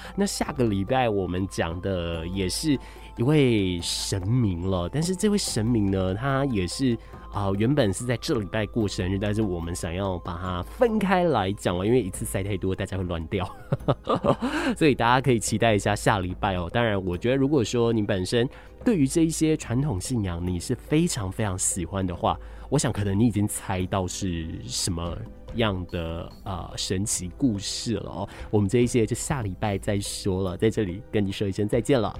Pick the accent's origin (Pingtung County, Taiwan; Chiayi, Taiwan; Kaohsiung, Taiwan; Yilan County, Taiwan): Kaohsiung, Taiwan; 我是高雄人嘛，土生土长在高雄